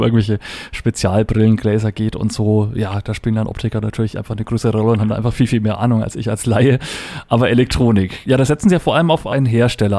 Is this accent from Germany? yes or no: yes; Upper Franconia, Bavaria, Germany; ich bin ja auch ein gebürtiger Oberfranke